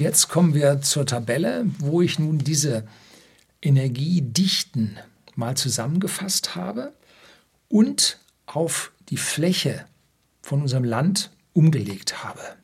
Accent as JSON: {"language": "German", "region": "Upper Bavaria", "country": "Germany", "said": "Bei uns in Oberbayern, wo es gerade mal steinige, kiesige Böden gibt"}